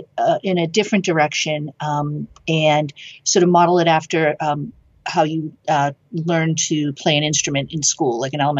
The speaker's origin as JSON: {"language": "English", "town": "Boston", "region": "Massachusetts", "country": "United States", "lives_now": "Amherst, United States", "said": "I was from the Boston area"}